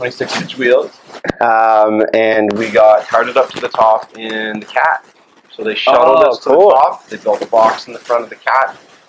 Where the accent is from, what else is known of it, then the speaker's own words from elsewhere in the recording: Ottawa Valley, Canada; close to my hometown, which is always awesome to head back to the Ottawa Valley.